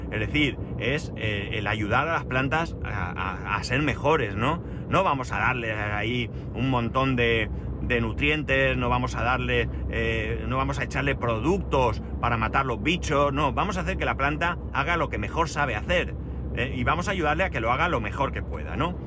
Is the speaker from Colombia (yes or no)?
no; Alicante, Valencian Community, Spain; soy de Alicante y que vivo en Alicante